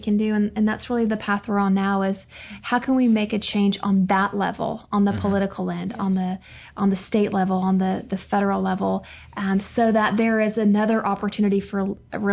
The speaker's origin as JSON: {"language": "English", "region": "Oklahoma", "country": "United States", "tie": "born or raised there", "also_born_or_lived": "Yuma, Arizona"}